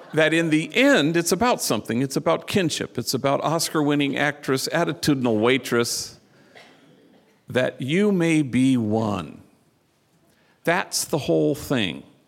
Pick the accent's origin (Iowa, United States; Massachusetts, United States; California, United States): California, United States; Los Angeles; I come from Hollywood